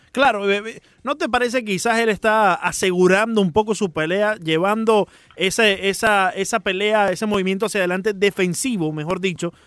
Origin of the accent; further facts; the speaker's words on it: Maracaibo, Zulia, Venezuela; como maracucho